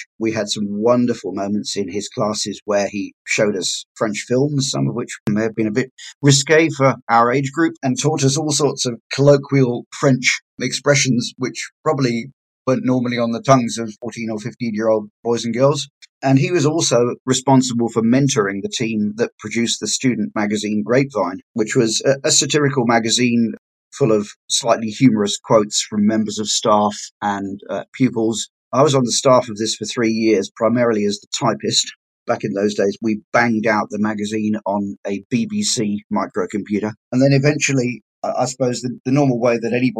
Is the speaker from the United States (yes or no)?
no; Bath, South West England, United Kingdom; accent: English; moved away as an adult; also born or lived in Taunton; now in Australia; I was brought up in the West Country originally near Bath, and then I moved to Taunton when I was 13 years old when my father's job relocated